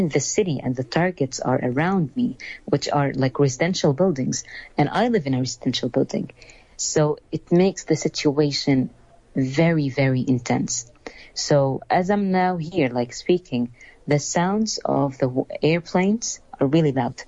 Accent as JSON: {"language": "English", "town": "Gaza", "region": "Gaza Strip", "country": "Palestine", "tie": "born or raised there", "said": "I'm from Palestine, the Gaza Strip. I was born and raised in the city of Gaza"}